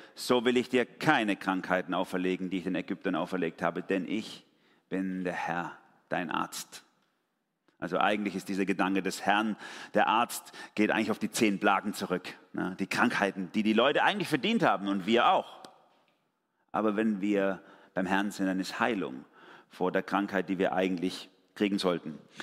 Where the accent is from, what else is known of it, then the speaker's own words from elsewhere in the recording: Germany; bei uns in Deutschland